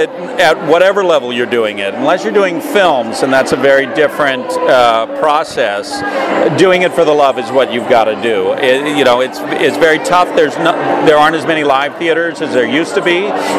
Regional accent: Seal Beach, California, United States; also born or lived in Bay Area, California / New York; I grew up here in Seal Beach, California, and then I went away to college in the Bay Area and went to graduate school for acting, and then I lived in New York for 15 years

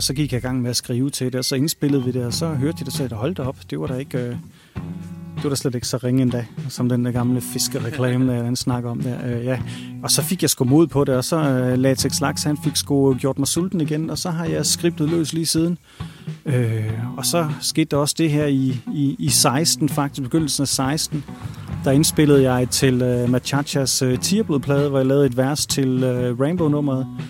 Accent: Randers, Central Denmark Region, Denmark; moved away as an adult; now in Thailand; som gammel Randers-dreng

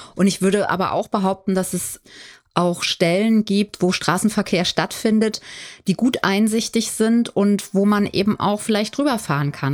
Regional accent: Limburg, Hesse, Germany; now in Berlin, Germany; Ich bin ja in Limburg aufgewachsen

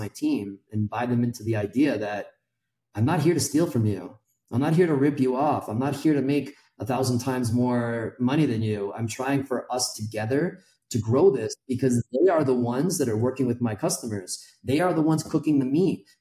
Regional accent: United States; moved away as an adult; now in Mexico City, Mexico; I'm American

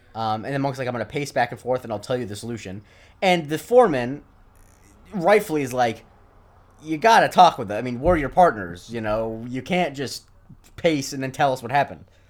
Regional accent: Charlotte County, Florida, United States; in my hometown especially, every nine out of ten people be wearing, uh, orthotic shoes

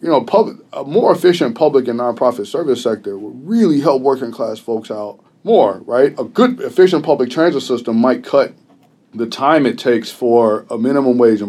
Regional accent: Chicago, Illinois, United States; I'm from Chicago, and that's an interesting place to be a teacher

